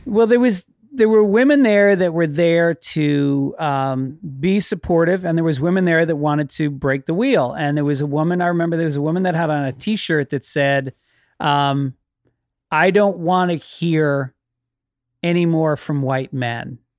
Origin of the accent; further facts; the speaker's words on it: Tarrytown, New York, United States; where I grew up in Tarrytown, there was a lot of black kids